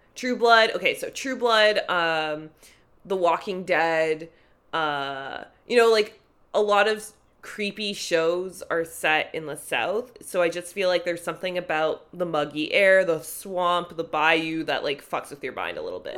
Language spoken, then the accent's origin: English; Toronto, Ontario, Canada; I grew up in North York